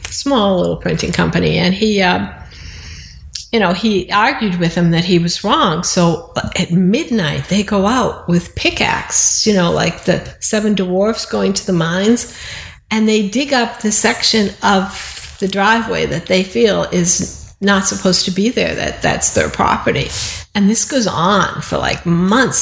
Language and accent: English; Boston, Massachusetts, United States; where I grew up in Alston